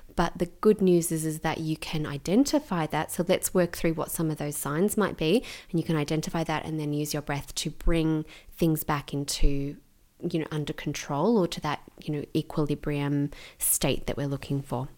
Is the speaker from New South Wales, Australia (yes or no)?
no; Gippsland, Victoria, Australia; also born or lived in Melbourne; I grew up in Gippsland in, um, in Victoria